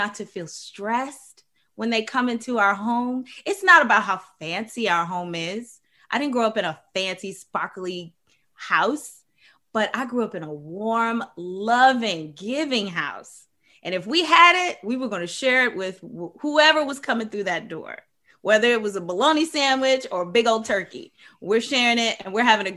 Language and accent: English; Maryland, United States; I grew up in Maryland with a big family